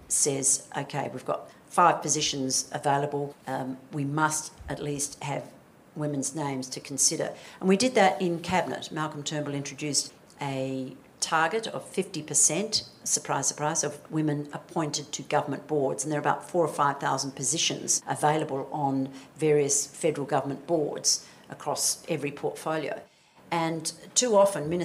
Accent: Western Australia, Australia; I come from Western Australia

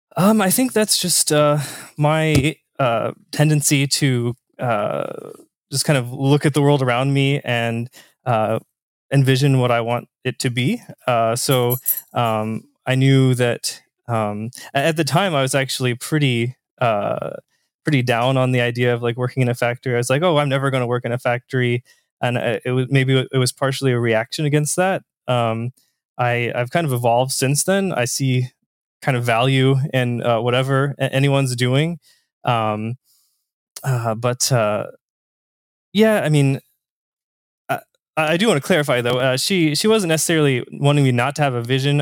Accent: Southern Indiana, United States; I'm from Southern Indiana myself. So, uh, small town

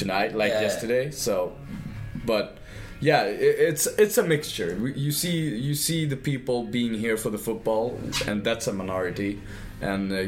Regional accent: Sweden; I'm basically a Indian-looking Swedish guy.

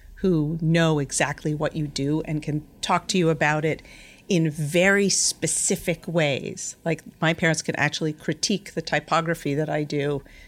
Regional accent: Yonkers, New York, United States; I was born in Yonkers, New York, something I don't actually say out loud that often, but I grew up in the house that my mother was literally born

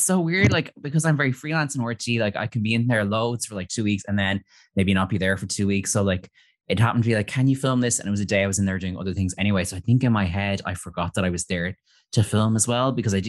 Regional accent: Ireland; I'm Irish

